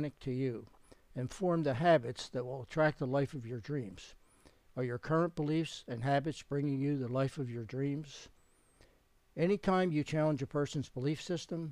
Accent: Philadelphia, Pennsylvania, United States; I had been born and raised in the Faith Tabernacle congregation in Philadelphia

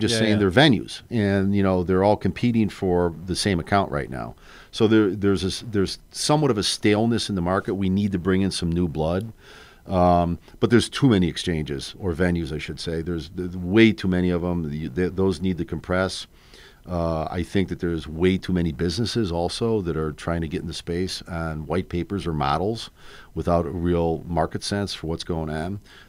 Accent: Chicago, Illinois, United States; I grew up on the North Side, yeah.

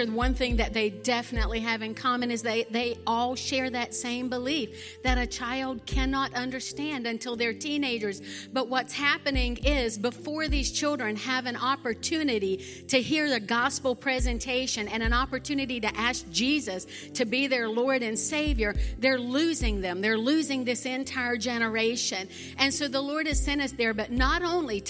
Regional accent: the South, United States; accent: southern; now in Fiji; my southern accent

